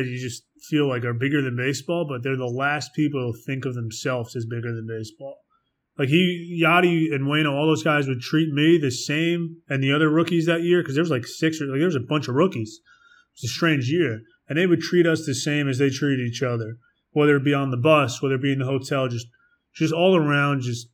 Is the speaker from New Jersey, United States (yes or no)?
yes; Englewood, New Jersey, United States; My hometown hospital, Englewood Health